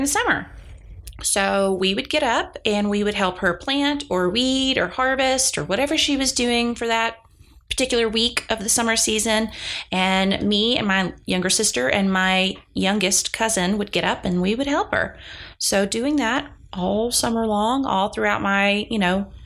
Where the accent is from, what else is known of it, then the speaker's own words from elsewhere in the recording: Dallas, Texas, United States; also born or lived in Rockwall, Texas; now in Lubbock, United States; I'm originally from the Dallas area.